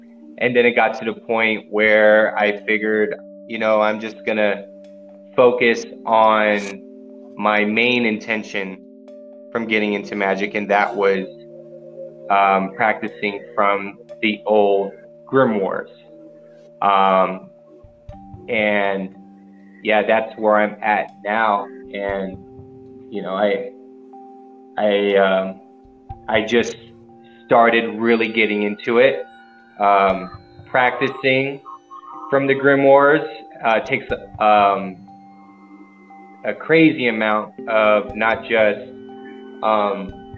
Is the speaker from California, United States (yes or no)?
yes; San Diego, California, United States; now in Colorado, United States; I am originally from San Diego, California, but I live out here in Colorado at the moment